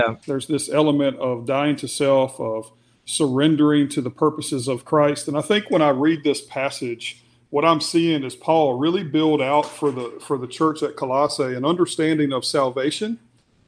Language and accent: English; United States; we're American